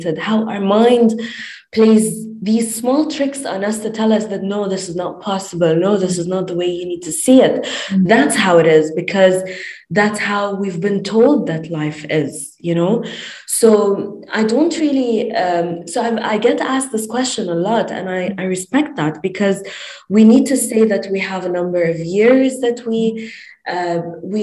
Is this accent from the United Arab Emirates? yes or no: yes; Dubai, United Arab Emirates; also born or lived in Lebanon; I'm originally from Lebanon. I'm based in Dubai, born and raised in Dubai